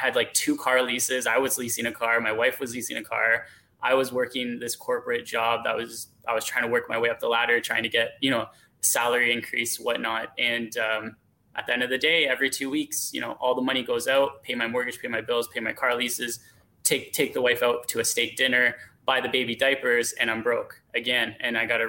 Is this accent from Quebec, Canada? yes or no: no; Hamilton, Ontario, Canada; also born or lived in Stoney Creek; So I grew up in Hamilton originally. I was born and raised in Hamilton.